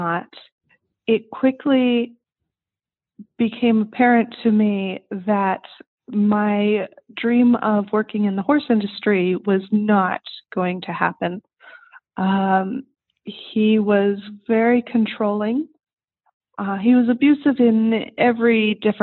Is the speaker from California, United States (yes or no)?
yes; Southern California, United States; I grew up in Southern California in the heart of suburbia